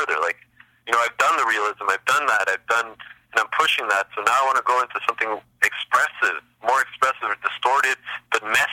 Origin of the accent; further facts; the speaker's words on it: Montreal, Quebec, Canada; I grew up in Montreal